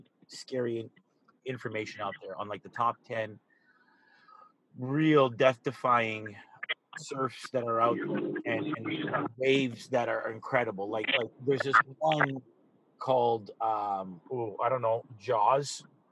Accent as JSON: {"language": "English", "country": "Canada", "said": "being a Canadian who like ripples in the pond make me nervous."}